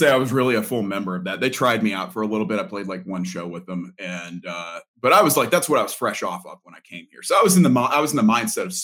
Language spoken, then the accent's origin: English; Tampa, Florida, United States; Um, I came from Florida, uh, from the Tampa area, and I was with a couple, you know, just a bunch of bands there.